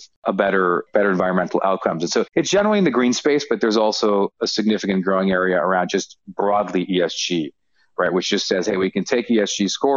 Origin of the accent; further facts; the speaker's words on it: Canada; moved away as an adult; also born or lived in United States; having spent most of my career working in the US, but I am Canadian.